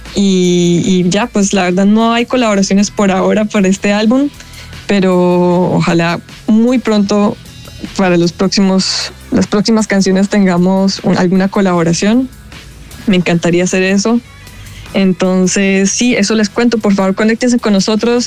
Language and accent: Spanish; Medellín, Antioquia, Colombia; yo soy de Medellín, Colombia